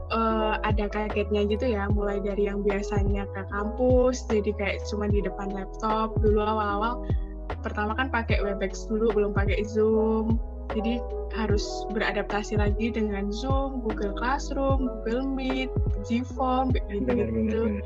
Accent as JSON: {"language": "Indonesian", "area": "Kulon Progo", "region": "Special Region of Yogyakarta", "country": "Indonesia", "tie": "born or raised there", "said": "aku sendiri sih orang Jogja ya, jadi asli Kepulauan Progo"}